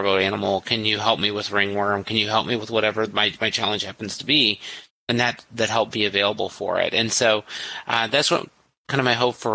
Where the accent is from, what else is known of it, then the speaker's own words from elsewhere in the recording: a small town in rural Missouri, United States; I'm from a small town of 8,000 people in rural Missouri